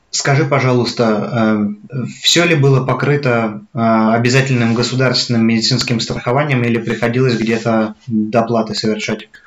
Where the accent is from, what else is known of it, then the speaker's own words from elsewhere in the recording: Voronezh, Voronezh Oblast, Russia; moved away as an adult; now in Germany; там, откуда я родом, Воронеж